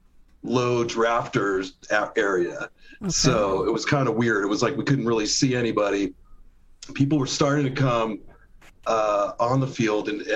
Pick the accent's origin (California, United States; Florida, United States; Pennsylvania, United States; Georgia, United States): California, United States; Carlsbad; born or raised there; also born or lived in Oceanside, California